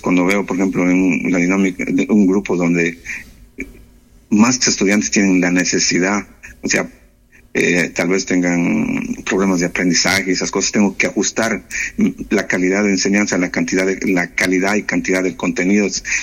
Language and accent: Spanish; the Andes, southern Ecuador, Ecuador; moved away as an adult; also born or lived in Loja, Ecuador / Oslo, Norway; now in Nannestad, Norway; soy de los Andes, del sur de Ecuador